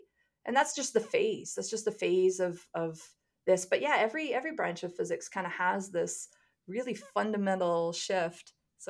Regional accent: Kitchener-Waterloo, Ontario, Canada; I came across the concept of quantum computing when I was 16, because I had the good fortune of growing up in the Kitchener-Waterloo area, and there was a local newspaper article about the founding of the Institute for Quantum Computing there

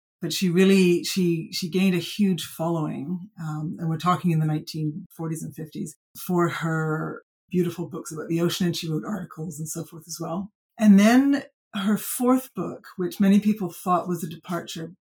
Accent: British Columbia, Canada; moved away as an adult; I grew up in British Columbia, I left, I came back.

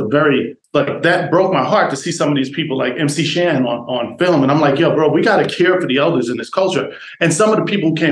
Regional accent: New York City, New York, United States; moved away as an adult; also born or lived in Iowa / North Carolina / Hollywood / Minneapolis; I'm from New York City, born and raised.

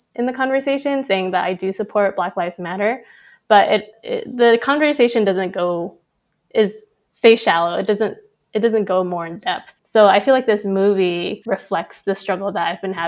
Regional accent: United States; as a Vietnamese American

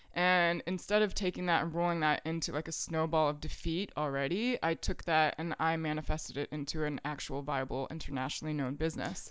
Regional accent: Richmond, Virginia, United States; moved away as an adult; also born or lived in France; now in New York, United States; I grew up in the West End, like in the Freeman district

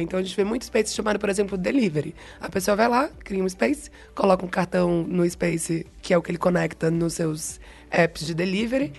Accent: Bahia, Brazil; accent: Bahian; moved away; Se o meu sotaque não entregou ainda, eu sou baiana, na verdade, então eu sou formada em comunicação pela Universidade Federal da Bahia

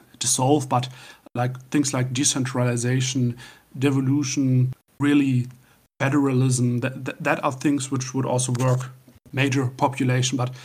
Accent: Northern Germany, Germany; from Northern Germany.

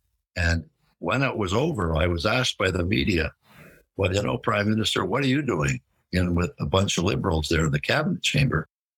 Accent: Canada; I'm a Canadian.

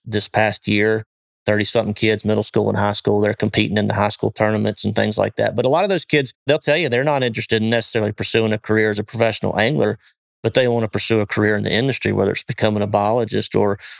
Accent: Shelby, North Carolina, United States; I am from Shelby, North Carolina. Grew up on a little lake here called Moss Lake

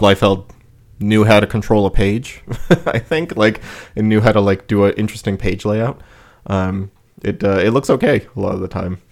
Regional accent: United States; that's my perception as an American

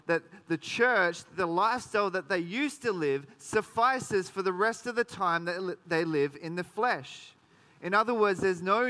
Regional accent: Sydney, New South Wales, Australia; now in Geelong, Australia; I grew up in Sydney

